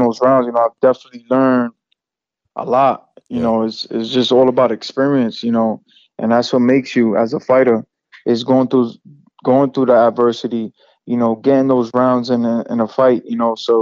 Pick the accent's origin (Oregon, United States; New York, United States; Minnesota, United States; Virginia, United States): New York, United States; New York City; I'm in my hometown